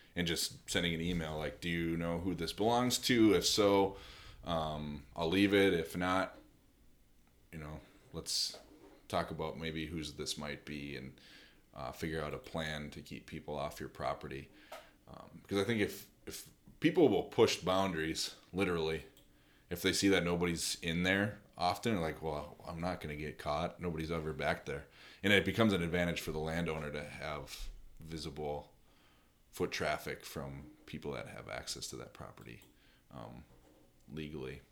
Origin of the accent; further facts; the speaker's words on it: United States; being an American hunter